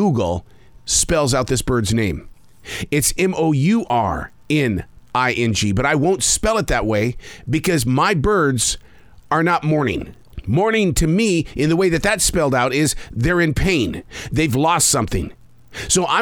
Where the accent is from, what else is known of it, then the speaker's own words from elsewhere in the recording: Billings, Montana, United States; I grew up raising pigeons in Billings, Montana